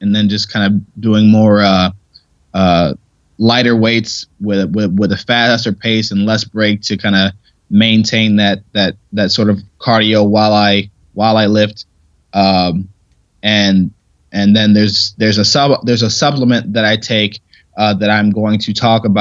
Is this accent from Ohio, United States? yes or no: yes; Ohio, United States; moved away as an adult; also born or lived in Pittsburgh; I never won states in Ohio